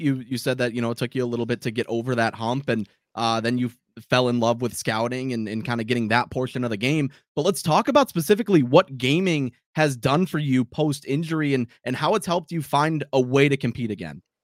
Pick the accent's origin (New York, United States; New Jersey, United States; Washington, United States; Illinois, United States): New York, United States; Buffalo; growing up in Buffalo